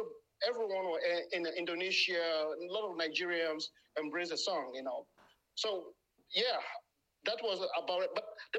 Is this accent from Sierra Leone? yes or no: yes; Sierra Leone; moved away as an adult; now in France; I'm from Sierra Leone, origin of Sierra Leone. I was born there, grew up there, and I live here. And, I left home like 24 years ago. Presently living in France.